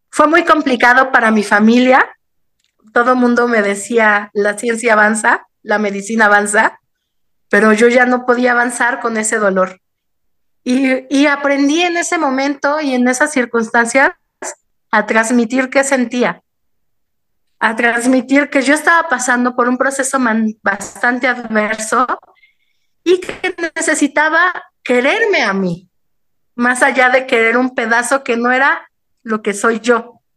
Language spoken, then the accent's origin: Spanish; Mexico City, Mexico; Yo nací y crecí en el Distrito Federal, ahora Ciudad de México